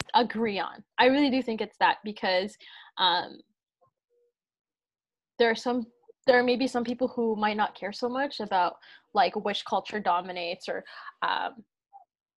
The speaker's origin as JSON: {"language": "English", "country": "Philippines"}